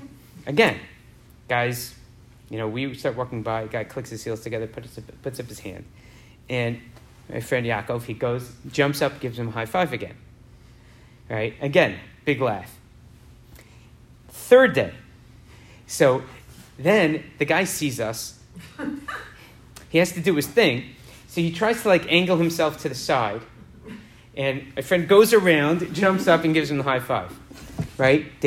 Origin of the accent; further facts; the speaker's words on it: New York, United States; growing up in New York